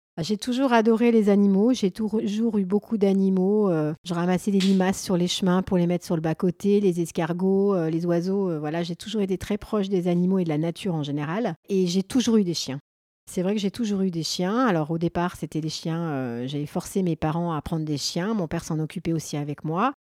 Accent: Grenoble, Auvergne-Rhône-Alpes, France; je suis originaire euh, de Grenoble et j'habite un petit peu sur les hauteurs de Grenoble

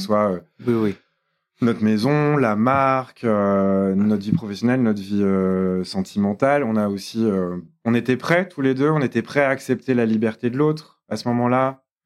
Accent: Lyon, Auvergne-Rhône-Alpes, France; c'est quand même ma ville natale

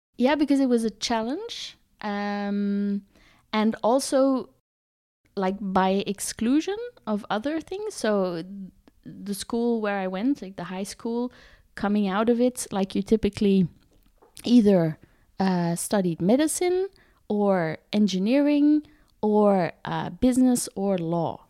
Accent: Botswana; also born or lived in South Africa; I was born in South Africa. And uh, as a kid, I grew up in Botswana

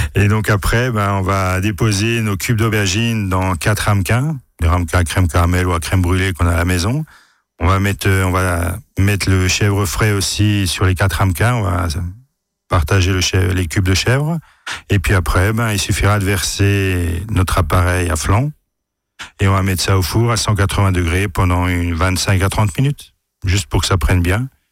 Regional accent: Alsace, Grand Est, France; chez nous en Alsace

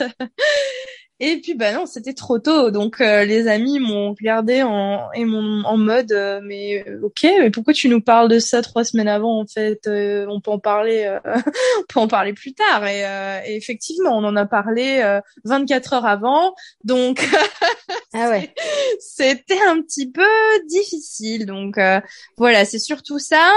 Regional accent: France; moved away as an adult; also born or lived in Granada, Spain; now in Valencia, Spain; en tant que française

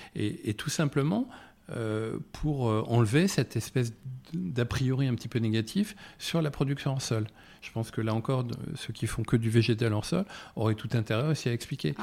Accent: Paris, Île-de-France, France; also born or lived in Loir-et-Cher (family roots, Sologne); comme beaucoup de Parisiens, euh, j'ai des, racines en région et moi je suis issu de l'Orécher, où ma famille est dans le secteur agricole depuis quatre générations

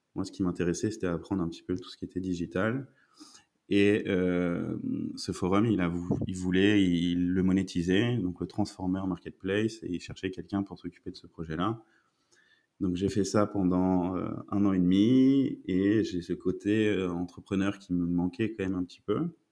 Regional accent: France; moved away as an adult; now in Belgium; je suis français et je suis arrivé en Belgique il y a un peu plus de 3 ans.

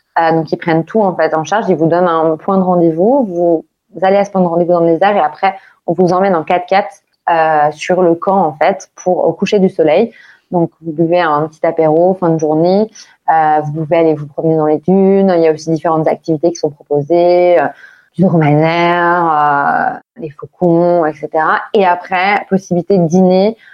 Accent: France; now in Dubai, United Arab Emirates; en tant que Français

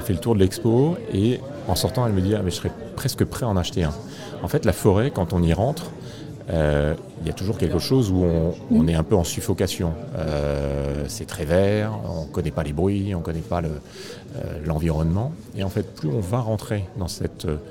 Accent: Réunion; je suis né à La Réunion. Et très jeune, je me souviens qu'on allait avec les parents se promener en forêt

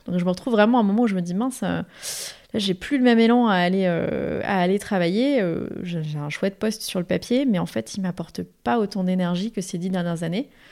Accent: Paris region, Île-de-France, France; j'ai grandi en région parisienne, euh, mais avec un ancrage familial très fort dans le sud de la France

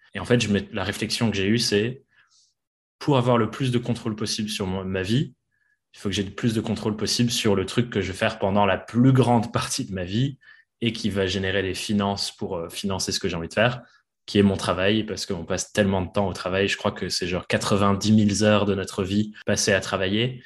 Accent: England, United Kingdom; moved away; je suis anglais à la base

